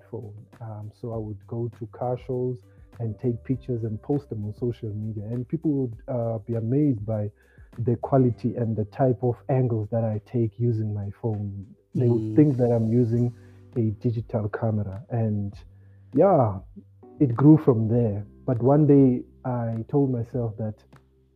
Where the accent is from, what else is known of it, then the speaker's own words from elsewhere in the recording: Gqeberha, Eastern Cape, South Africa; I grew up in Motherwell Township